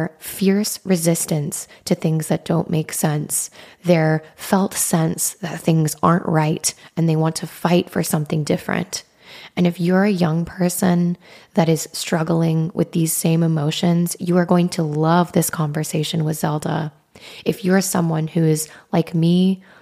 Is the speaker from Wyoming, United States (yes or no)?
yes; Wyoming, United States; growing up in the Midwest in Wyoming